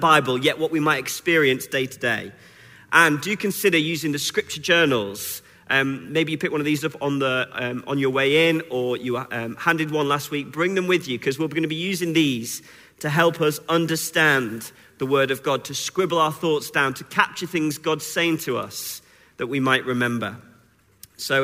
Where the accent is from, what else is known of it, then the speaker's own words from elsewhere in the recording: Wigan, North West England, United Kingdom; also born or lived in Sheffield; now in Newcastle, United Kingdom; I'm originally from Wigan